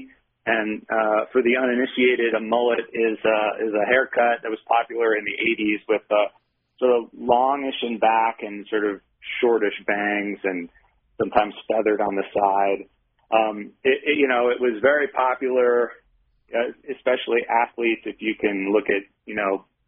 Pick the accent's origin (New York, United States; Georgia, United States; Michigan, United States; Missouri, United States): Michigan, United States; now in Utah, United States; I grew up in Michigan